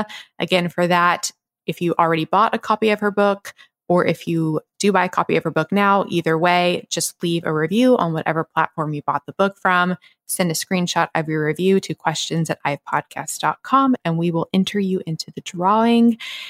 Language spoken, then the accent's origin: English; the South, United States; growing up in the South, girls, we didn't go to gynecologists.